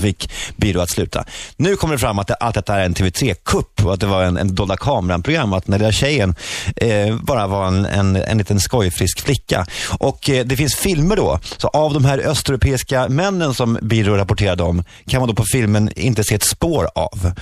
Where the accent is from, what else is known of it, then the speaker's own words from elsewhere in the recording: Sweden; now in Oslo, Norway; Vi kallas för partysvenskarna